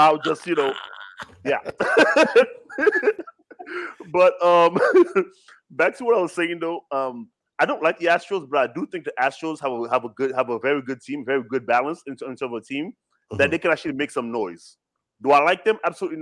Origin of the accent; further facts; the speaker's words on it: New York City, New York, United States; as a New Yorker